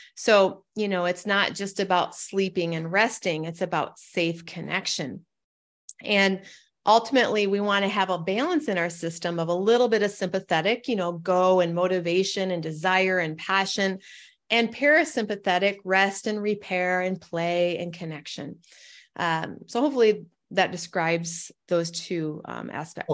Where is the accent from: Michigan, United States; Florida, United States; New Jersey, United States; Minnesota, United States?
Michigan, United States; Northern; moved away as an adult; also born or lived in Portland, Oregon; I'm from Northern Michigan. I travel home